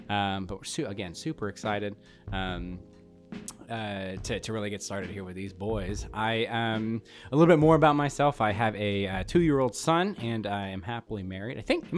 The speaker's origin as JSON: {"language": "English", "town": "Portland", "region": "Oregon", "country": "United States", "tie": "born or raised there", "moved": "yes", "lives_now": "Jamestown, United States", "said": "I'm originally from, I hail from Portland, Oregon. I was born and raised up there. I am currently residing in a very small town called Jamestown, New York. It's about an hour south of Buffalo."}